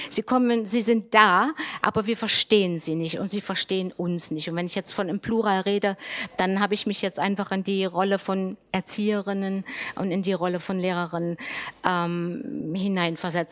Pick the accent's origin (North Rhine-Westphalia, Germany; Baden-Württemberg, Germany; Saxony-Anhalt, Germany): Saxony-Anhalt, Germany; ich in meinem Heimatland in Sachsen-Anhalt